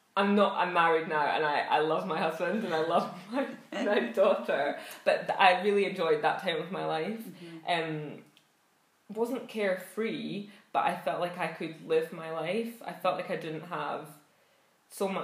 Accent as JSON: {"language": "English", "town": "Edinburgh", "region": "Scotland", "country": "United Kingdom", "also_born_or_lived": "London", "moved": "yes", "lives_now": "Edinburgh, United Kingdom", "said": "I'm originally from Edinburgh."}